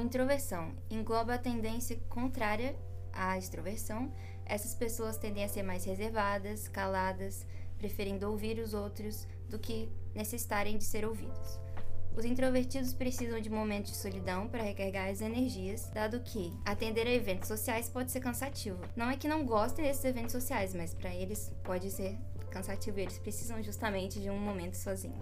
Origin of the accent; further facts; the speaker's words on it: Brazil; eu sou brasileira.